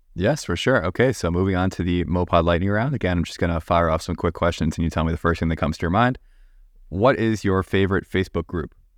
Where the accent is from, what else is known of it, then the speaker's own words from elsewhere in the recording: Long Island, New York, United States; I am from Long Island